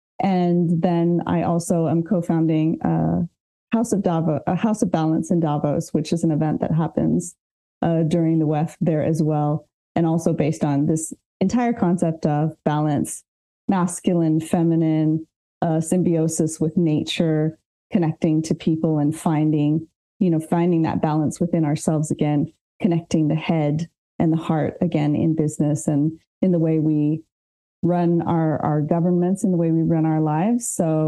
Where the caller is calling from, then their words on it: southwest France, France; So I'm dialing in from Southwest France.